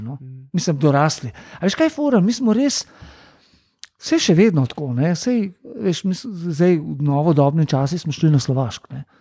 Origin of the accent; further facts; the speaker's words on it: Ljubljana, Slovenia; prihajam iz Ljubljana